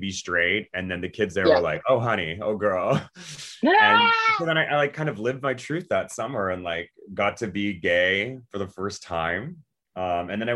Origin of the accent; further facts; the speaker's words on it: Vancouver, British Columbia, Canada; also born or lived in Atlanta; now in New York City, United States; I moved from Vancouver, that's where I grew up, to Atlanta to dance at the Atlanta Ballet for a number of years. And then moved to New York.